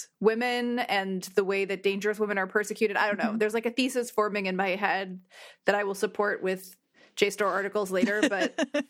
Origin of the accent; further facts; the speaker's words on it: New Jersey, United States; you're not from Jersey and you want to know what it was like growing up in North Jersey especially, just watch that and you'll understand us better.